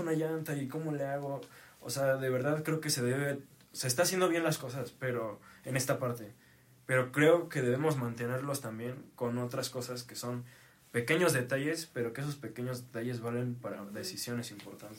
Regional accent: Tlaxcala, Mexico; nosotros en Tlaxcala

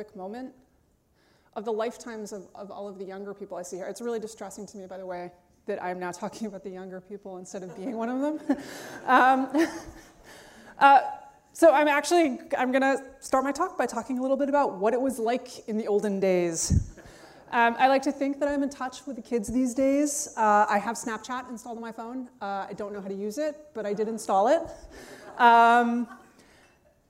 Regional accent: New York City, New York, United States; I grew up on the Upper West Side of Manhattan

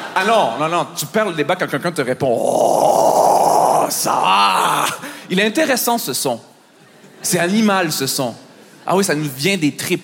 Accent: Montreal, Quebec, Canada; je viens de Montréal

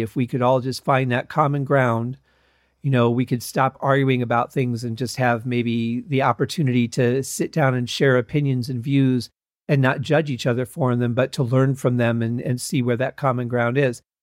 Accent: Detroit, Michigan, United States; now in Las Vegas, United States; growing up in Detroit

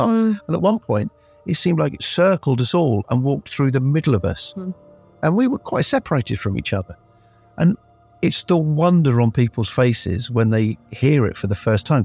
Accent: Guildford, South East England, United Kingdom; growing up in Guildford

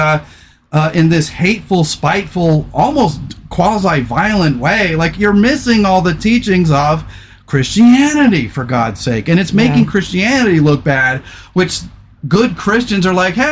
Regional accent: California, United States; I grew up in California

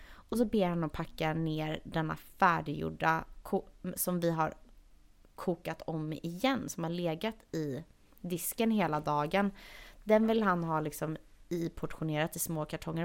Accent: Sweden; moved away; hör han väl någonting i min accent och frågar vart jag är ifrån. Och säger att jag är från Sverige

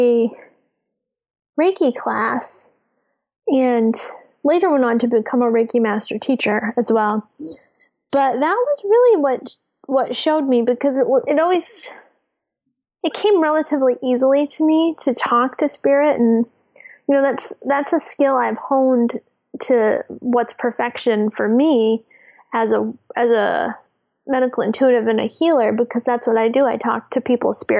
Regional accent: New England, United States; I grew up in New England

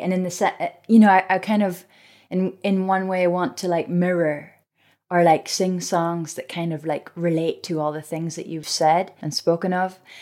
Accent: Scotland, United Kingdom; as a Scot

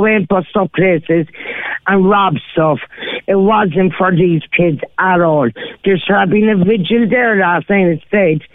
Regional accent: Ireland; as an Irish person

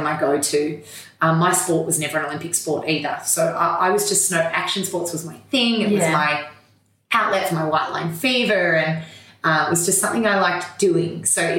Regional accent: Melbourne, Victoria, Australia; Oh, I'm a Melbourne girl, so born and bred, and grew up in a super active, sporty family.

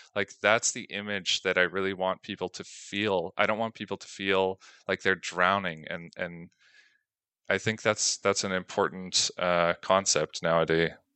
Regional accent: Canada; moved away as an adult; now in Belgium; I'm originally from Canada

